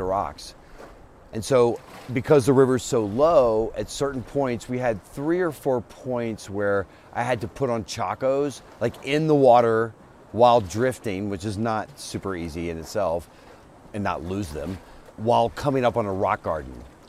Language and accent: English; New Orleans, Louisiana, United States; moved away as an adult; also born or lived in Telluride, Colorado; now in Boulder, United States; I grew up in Louisiana, which is from New Orleans, and that's kind of my soul